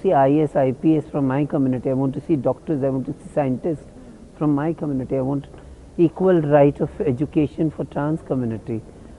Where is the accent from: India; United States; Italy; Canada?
India; I, as an Indian, I would ever be a respected Indian of as a transgender woman.